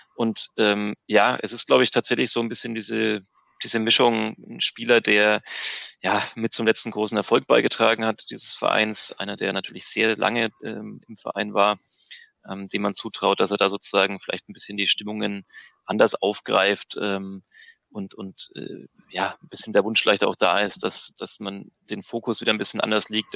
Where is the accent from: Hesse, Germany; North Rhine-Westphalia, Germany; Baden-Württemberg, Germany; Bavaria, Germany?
Bavaria, Germany; Nuremberg; ich bin in Nürnberg geboren